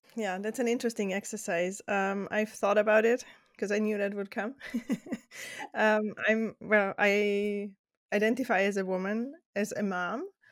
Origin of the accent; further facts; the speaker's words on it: Austria; English is a second language; moved away as an adult; also born or lived in Netherlands / Spain; now in United States; my childhood until eighteen in Austria, but now in the U S